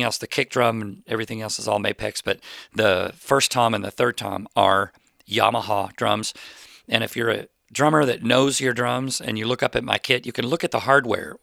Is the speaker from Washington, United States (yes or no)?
no; Plano, Texas, United States; I grew up in Plano, Texas